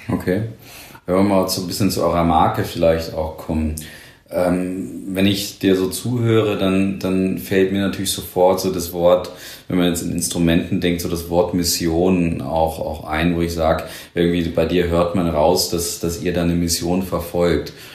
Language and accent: German; Nuremberg, Bavaria, Germany; als Nürnberger